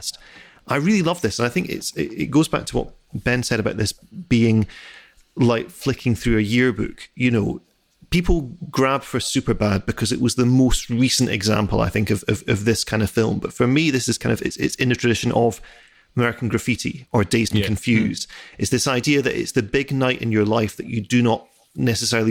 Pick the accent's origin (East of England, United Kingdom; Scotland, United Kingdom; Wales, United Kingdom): Scotland, United Kingdom; Edinburgh; growing up in Edinburgh